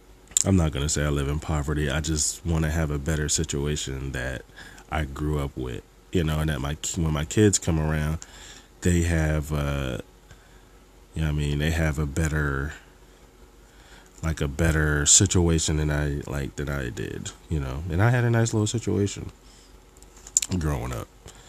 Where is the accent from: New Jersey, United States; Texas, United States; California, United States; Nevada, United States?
New Jersey, United States; I'm sure people from South Jersey can relate to this. When you go into Philly, or even if you go to Trenton or Camden, they'd be like, oh, y'all rich.